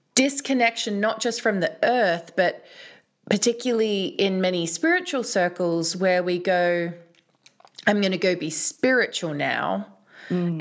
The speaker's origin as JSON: {"language": "English", "country": "Australia", "tie": "born or raised there", "also_born_or_lived": "London", "moved": "yes", "said": "as a girl growing up in Australia"}